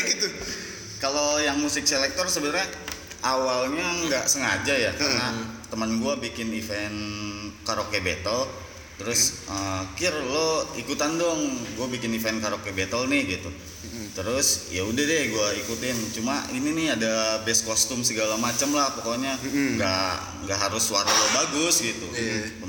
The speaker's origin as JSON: {"language": "Indonesian", "town": "Serang", "region": "Banten", "country": "Indonesia", "tie": "born there", "said": "Uh, gua lahir di Serang hmm. 17 September"}